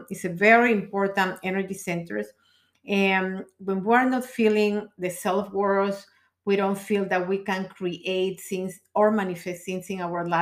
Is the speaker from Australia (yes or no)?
no; Peru; moved away as an adult; now in United States; I come from Peru